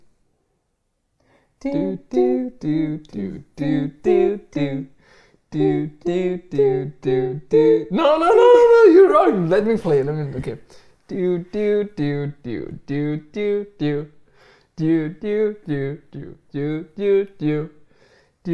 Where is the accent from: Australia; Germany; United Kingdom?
Germany; moved away as an adult; also born or lived in Turkey (ancestry); now in Canada; I moved to Canada like 4 years ago, and I'm from Germany. I was born and raised, but my parents are Turkish